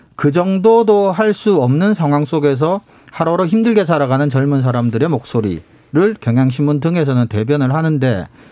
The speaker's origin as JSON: {"language": "Korean", "country": "South Korea", "tie": "born or raised there", "said": "제가 이제 시골에서 나고 자랐기 때문에"}